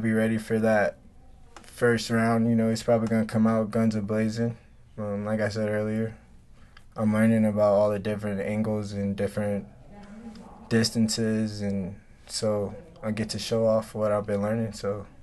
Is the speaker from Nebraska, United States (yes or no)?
yes; Nebraska, United States; growing up in Nebraska